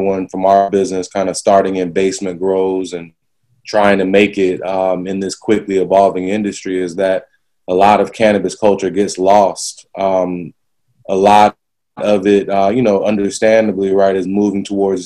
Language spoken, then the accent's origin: English; the South, United States; moved away; growing up in the South